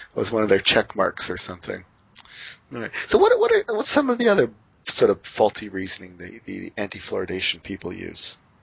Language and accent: English; Windsor, Ontario, Canada; moved away; also born or lived in Seattle; my hometown Windsor